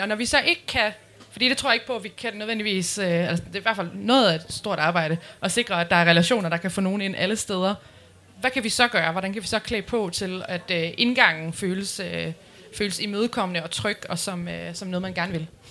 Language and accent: Danish; Nyborg, Southern Denmark, Denmark; moved away as an adult; now in Aarhus, Denmark; jeg skulle flytte fra, fra Nyborg, hvor jeg er fra, øh, til Aarhus